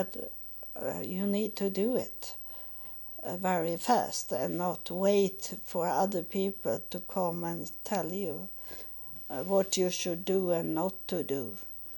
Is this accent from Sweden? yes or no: no; Israel; English is a second language; as I come from Israel, I don't have so much money